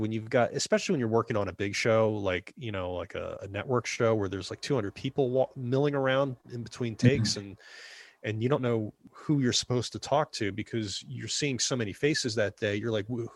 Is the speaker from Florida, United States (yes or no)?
no; New Jersey, United States; I'm from New Jersey